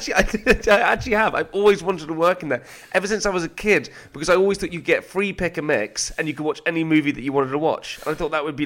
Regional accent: Coventry, West Midlands, United Kingdom; Here comes the sob story. I'm from Coventry.

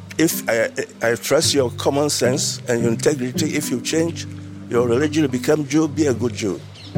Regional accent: Ghana; moved away as an adult; now in Israel; Ghana, West Africa.

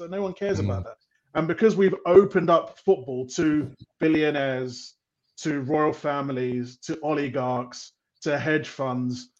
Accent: London, United Kingdom; moved away as an adult; also born or lived in Europe / Africa; obviously I'm from London, but I lived in Europe for several years, and I lived in Africa for for five years

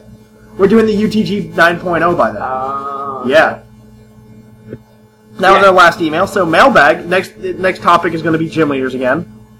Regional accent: Australia; I'm from Australia.

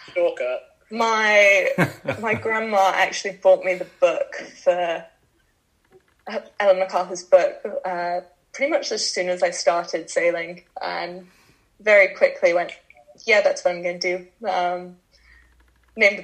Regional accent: Bermuda; I grew up in Bermuda

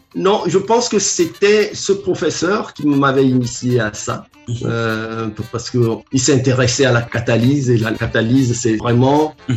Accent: Lomé, Maritime, Togo; J'ai commencé au Togo. Je suis né à Lomé. Je suis l'aîné d'une famille de sept

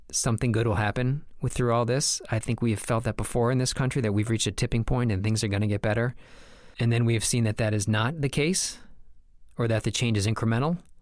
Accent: United States; I was born in this country. I'm an American

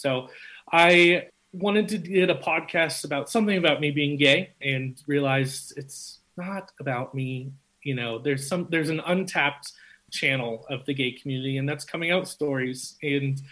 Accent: Denver, Colorado, United States; also born or lived in Texas; I was born and raised here in Denver and a little bit outside of the city

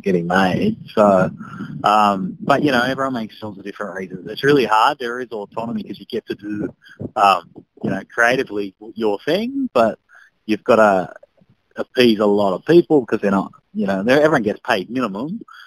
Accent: Sydney, New South Wales, Australia; I grew up in Sydney

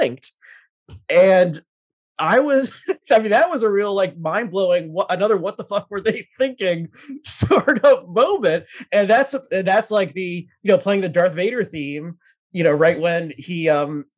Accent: South Orange, New Jersey, United States; South Orange gets shouted at, my hometown

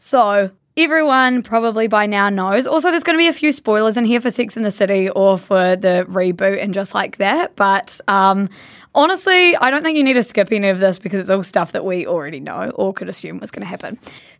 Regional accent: Blenheim, Marlborough, New Zealand; We love going back. We've vocal hemorrhage. We are from Blenheim, which is a small town at the top of the South Island, and like we owe everything to that place, eh?

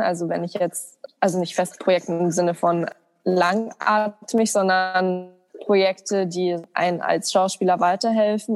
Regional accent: Germany; als Deutsche

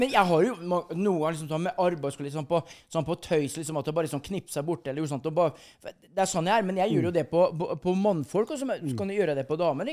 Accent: Skjeberg, Østfold, Norway; født eh, by the border, by the Sweden border, i, eh, mellom Halden og Sarpsborg, Skjeberg. Der er der jeg kommer ifra

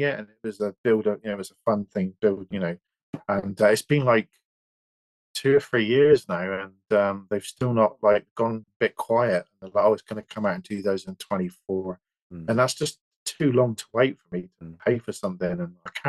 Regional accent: West Country, South West England, United Kingdom; accent: West Country; I'm from the West, I've got a West Country accent.

